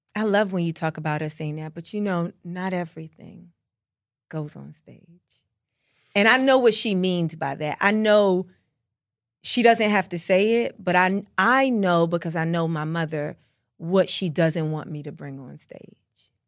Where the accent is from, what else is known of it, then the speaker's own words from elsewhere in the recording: United States; I am culturally a Black American